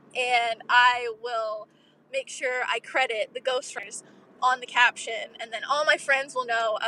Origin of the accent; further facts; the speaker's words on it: Kentucky, United States; I'm …. {S1} Hi, …. {S13} I'm from Kentucky, and I love your podcast.